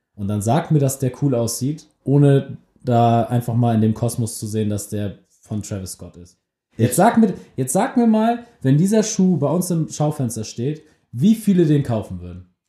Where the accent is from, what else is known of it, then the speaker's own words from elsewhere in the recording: Germany; wir sind beide aus der Nähe von Hamburg